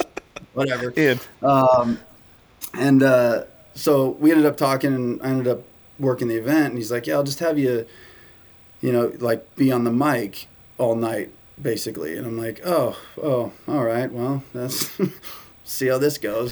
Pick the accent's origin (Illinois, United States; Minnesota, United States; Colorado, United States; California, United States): California, United States; San Diego; I grew up in San Diego